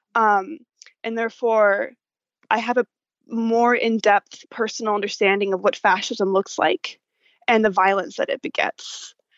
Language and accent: English; Dallas, Texas, United States; I'm from Dallas, Texas